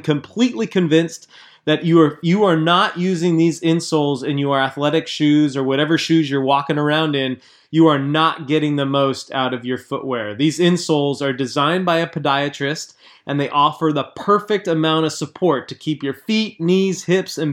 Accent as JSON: {"language": "English", "region": "Southern California", "country": "United States", "tie": "born or raised there", "said": "Sam and I grew up together in Southern California"}